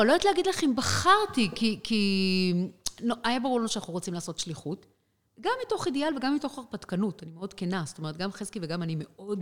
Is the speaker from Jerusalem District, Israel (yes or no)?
no; Rehovot, Central District, Israel; moved away as an adult; now in Kathmandu, Nepal; ברחובות, כן, ילדה ברחובות